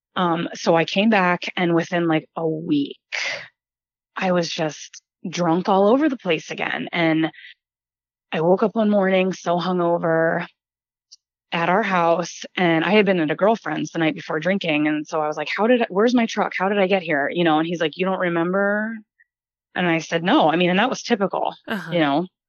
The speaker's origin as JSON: {"language": "English", "region": "New Jersey", "country": "United States", "tie": "born or raised there", "also_born_or_lived": "Ohio / Columbus, Ohio / North Dakota", "moved": "as an adult", "said": "I was born and raised in New Jersey, lived in Columbus, Ohio"}